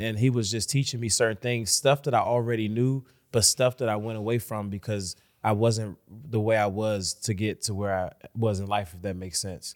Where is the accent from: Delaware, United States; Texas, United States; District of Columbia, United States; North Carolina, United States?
District of Columbia, United States; Washington; I'm from Washington, D C, born and raised.